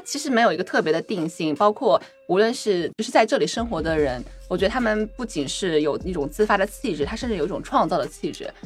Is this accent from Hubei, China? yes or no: yes; Wuhan, Hubei, China; also born or lived in Chongqing; now in Shanghai, China; 我是出生在西部嘛，我出生在重庆，然后长在武汉